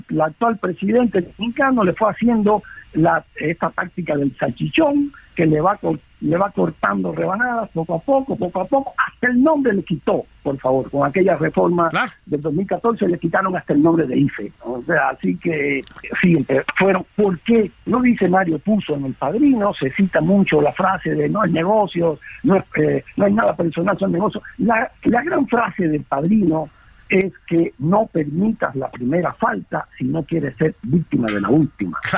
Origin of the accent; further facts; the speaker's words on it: Cuba; moved away; Yo, cuando salí de Cuba